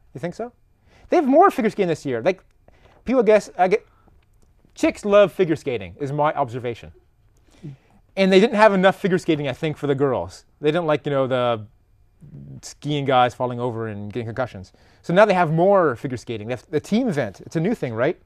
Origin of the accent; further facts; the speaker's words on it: Canada; moved away; I am Canadian.